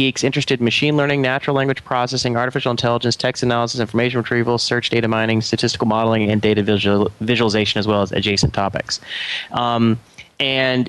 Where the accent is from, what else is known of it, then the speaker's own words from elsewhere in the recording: Atlanta, Georgia, United States; moved away as an adult; also born or lived in Chicago; now in Pasadena, United States; I'm actually from Atlanta, so I grew up there